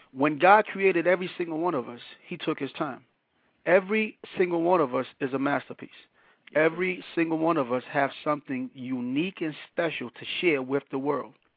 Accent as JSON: {"language": "English", "town": "New York City", "region": "New York", "country": "United States", "tie": "born or raised there", "also_born_or_lived": "Panama", "said": "born in Panama, raised in Brooklyn, New York"}